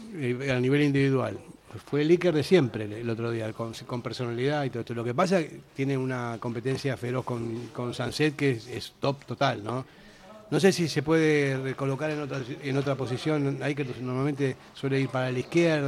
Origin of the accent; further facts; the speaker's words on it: Buenos Aires, Argentina; moved away as an adult; now in Basque Country, Spain; yo no soy vasco, soy argentino